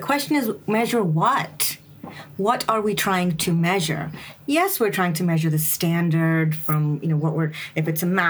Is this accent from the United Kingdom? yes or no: yes; England, United Kingdom; also born or lived in United States; I am a person of color, and I grew up in England and the U.S. I'm Indian. My parents are immigrants.